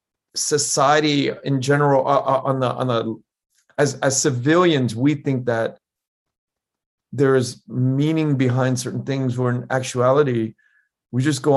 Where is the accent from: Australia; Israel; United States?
United States; I was born in the States